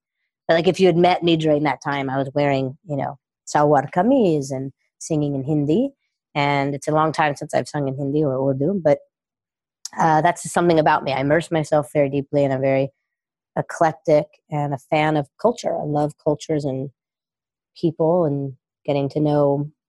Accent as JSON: {"language": "English", "town": "Los Angeles", "region": "California", "country": "United States", "tie": "born or raised there", "also_born_or_lived": "New York", "said": "born in Northern California, I was raised in Los Angeles and started coaching in Los Angeles and lived here for many years."}